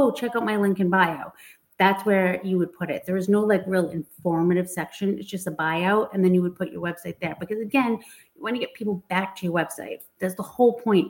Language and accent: English; Massachusetts, United States; I'm from Massachusetts